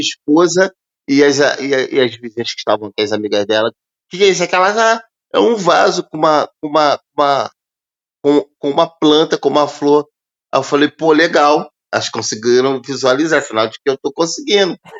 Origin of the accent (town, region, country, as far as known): Brazil